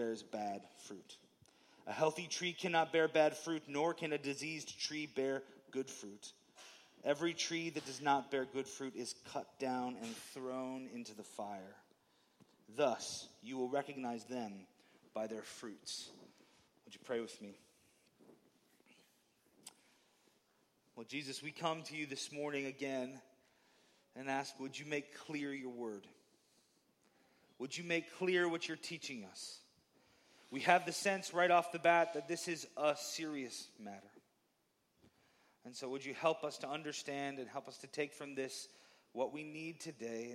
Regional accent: Baraboo, Wisconsin, United States; I grew up in the Baraboo area and just grew up going to Devil's Lake

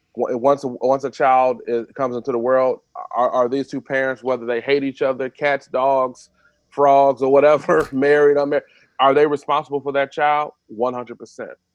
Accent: Detroit, Michigan, United States; I grew up in I grew up in Detroit. Went to Detroit Public Schools.

